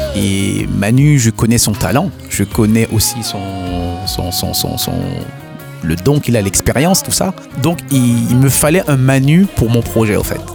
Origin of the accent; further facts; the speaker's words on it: Haiti; first language Haitian Creole; chez nous en Haïti